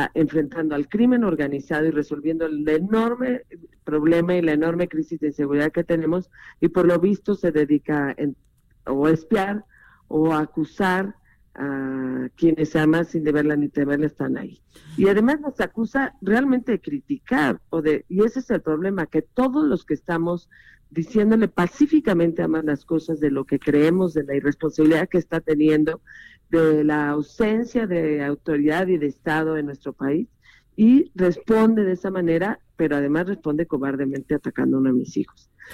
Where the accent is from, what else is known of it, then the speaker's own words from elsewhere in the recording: Mexico; como mexicana